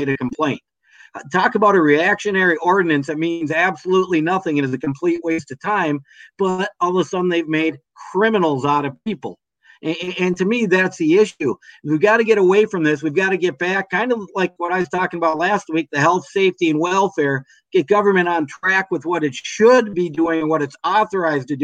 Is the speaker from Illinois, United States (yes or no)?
no; Minnesota, United States; When I grew up in Minnesota